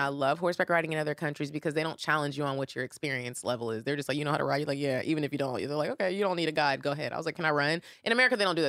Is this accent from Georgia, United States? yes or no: yes; Atlanta, Georgia, United States; We're from Atlanta, Georgia, in the States